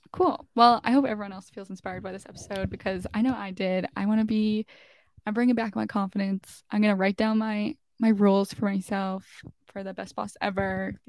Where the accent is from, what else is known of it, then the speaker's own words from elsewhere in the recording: New York City, New York, United States; And then mine will be for New York City because I'm in my hometown for now and it's just no one comes here, so we'll do New York City.